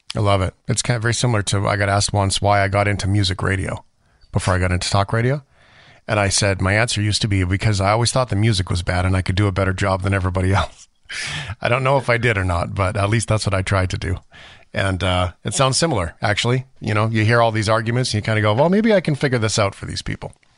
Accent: Canada; I'm a Canadian

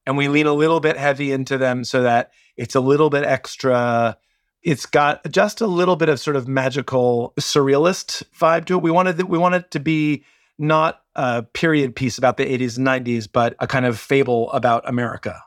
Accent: Washington, District of Columbia, United States; I grew up in Washington, D C, in the shadow of Discord Records

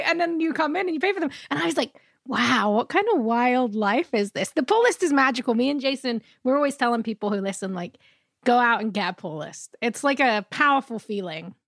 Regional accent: London, United Kingdom; now in North America; I'm from London

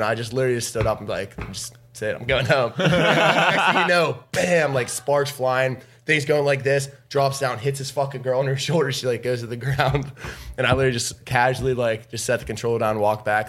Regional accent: Pittsburgh, Pennsylvania, United States; I'm from Pittsburgh.

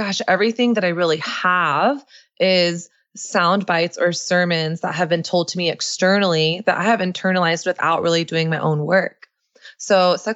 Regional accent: the South, Texas, United States; moved away as an adult; also born or lived in New York; me growing up in Southern conservative evangelical culture

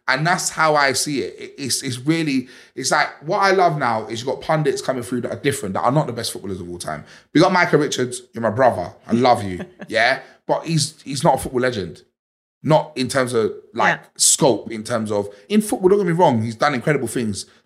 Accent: Liverpool, North West England, United Kingdom; Please leave your little black people gang stuff in London. We're from Liverpool.

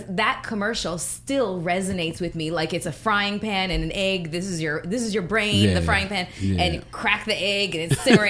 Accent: Toronto, Ontario, Canada; I'm Canadian, so I was born and raised in Toronto

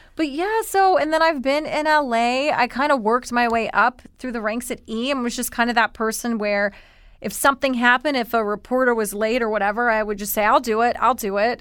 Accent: Columbia, South Carolina, United States; accent: thick Southern; moved away as an adult; also born or lived in New York City

